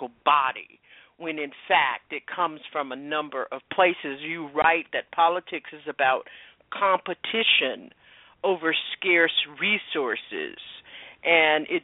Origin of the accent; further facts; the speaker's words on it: Florida, United States; I grew up in Florida. I grew up in Jim Crow, Florida.